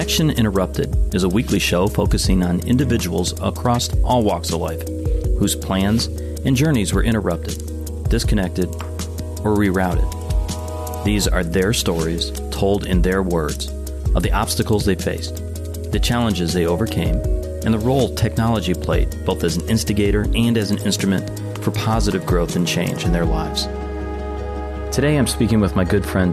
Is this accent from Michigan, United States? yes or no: yes; Detroit, Michigan, United States; So I grew up in Detroit.